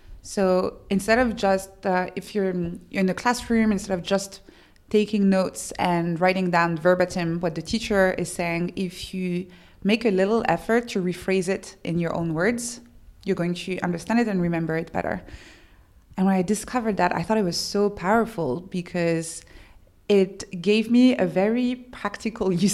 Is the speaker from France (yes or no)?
yes; France; English is a second language; I'm French